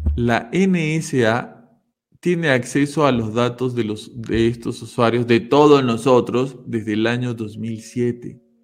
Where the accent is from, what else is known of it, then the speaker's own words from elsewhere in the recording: Peru; yo soy de Perú, los que somos peruanos acá sabemos